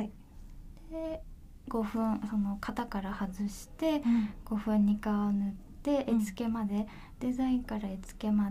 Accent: Nagasaki, Japan; えっと、地元は地元は長崎なんです

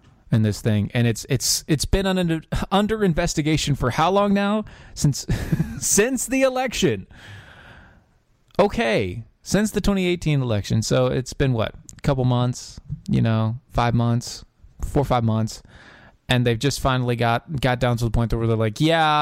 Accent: North Carolina, United States; my home state, word to my homies. North Carolina

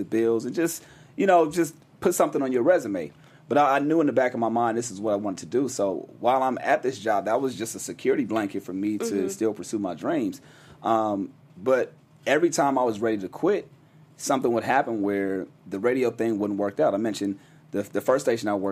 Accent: Los Angeles, California, United States

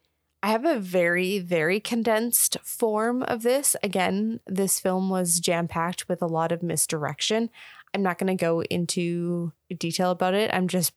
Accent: Boston, Massachusetts, United States; accent: Bostonian; like we're from Boston. And so like our Bostonian accent has to be perfect for the car.

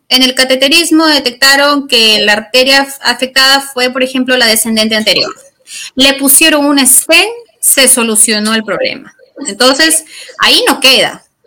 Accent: Chiclayo, Lambayeque, Peru; now in Lima, Peru; yo soy de Chiclayo. Yo, bueno, actualmente radico en la ciudad de Lima

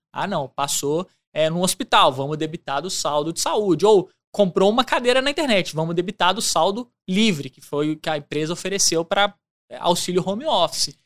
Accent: Belo Horizonte, Minas Gerais, Brazil; moved away as an adult; now in Ouro Preto, Brazil; Eu sou de Belo Horizonte, nascido e criado em BH

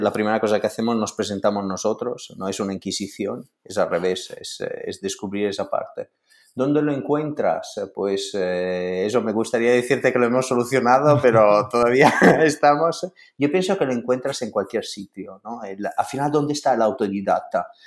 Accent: Italy; siendo italiano

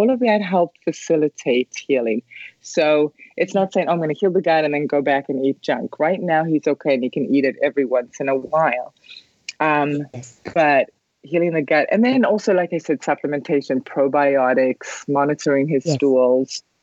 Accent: South Africa; moved away; I grew up in South Africa

